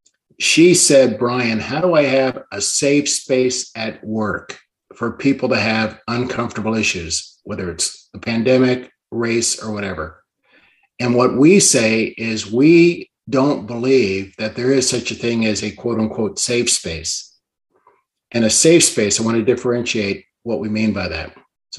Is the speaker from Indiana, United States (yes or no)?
no; Washington, District of Columbia, United States; born there; also born or lived in Canada; I'm actually an Army brat, born in Washington, D.C., and moved around a lot. But I'm a dual citizen of Canada and the U.S.